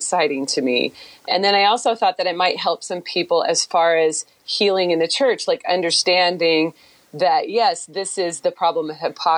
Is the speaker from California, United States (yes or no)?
no; Beaverton, Oregon, United States; moved away as an adult; also born or lived in Houston; my hometown of Beaverton, which is the southwest part of Portland.